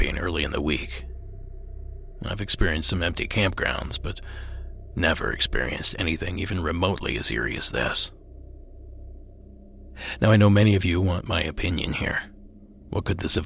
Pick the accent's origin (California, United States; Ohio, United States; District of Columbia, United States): Ohio, United States; my home state of Ohio